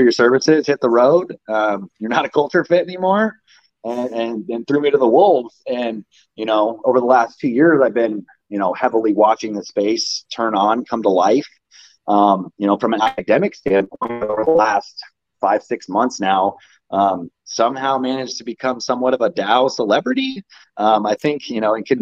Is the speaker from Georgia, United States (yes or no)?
no; Las Vegas, Nevada, United States; I was born and raised in Vegas.